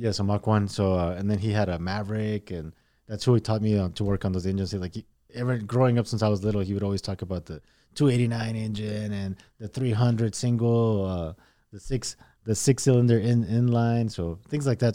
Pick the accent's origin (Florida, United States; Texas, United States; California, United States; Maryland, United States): Texas, United States; El Paso; also born or lived in Mexico; we came over when I was in, uh, about eight years old. Um, I started school here in El Paso, uh, in the third grade